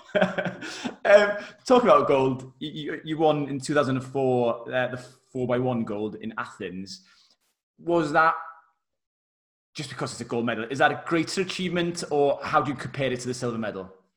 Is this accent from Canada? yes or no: no; Wales, United Kingdom; obviously being Welsh as well